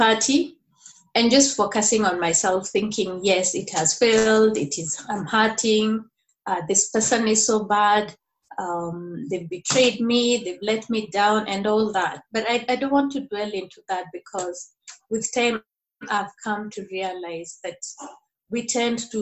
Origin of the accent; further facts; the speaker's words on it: Nairobi, Kenya; now in Murang'a, Kenya; I'm from Nairobi, Kenya. I live in a place called Murang'a, a county in central province of Kenya.